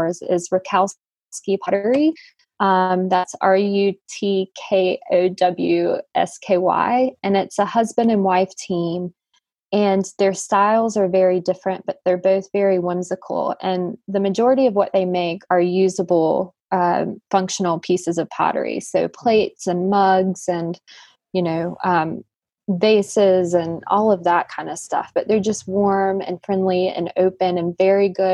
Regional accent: the Piedmont, North Carolina, United States; also born or lived in Raleigh, North Carolina / Boone, North Carolina; now in Burnsville, United States; I grew up in the Piedmont, so really not too far away.

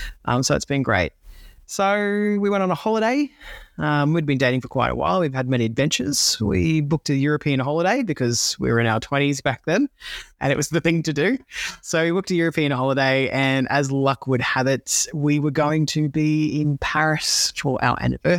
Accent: Gold Coast, Queensland, Australia; now in Melbourne, Australia; I was living in Melbourne at the time and I am originally from the Gold Coast. So I was back home visiting over Christmas

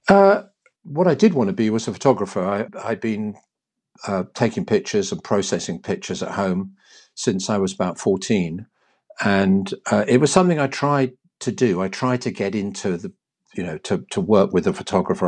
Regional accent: London, United Kingdom; now in Hampshire, United Kingdom; As a baby, I was brought up in Cricklewood and then moved to Mill Hill, as one did if you became, got a bit of money

